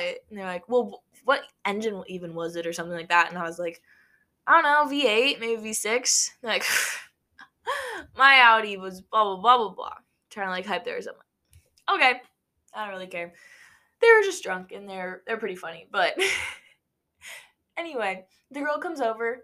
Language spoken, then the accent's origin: English; Nebraska, United States; we're not from New York. We're from Nebraska